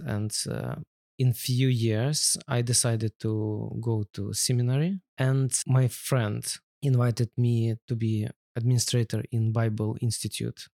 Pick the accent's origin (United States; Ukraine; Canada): Ukraine; English is a second language; moved away as an adult; now in London, United Kingdom; my nationality is Russian, because my root from Russia, and, but I grew up in Ukraine and I feel as a U, Ukrainian